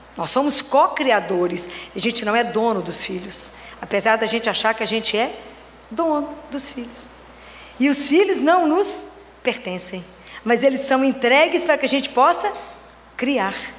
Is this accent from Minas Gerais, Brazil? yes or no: yes; Oliveira, Minas Gerais, Brazil; now in Belo Horizonte, Brazil; Eu sou natural da cidade de Oliveira, moro em Belo Horizonte, sou pediatra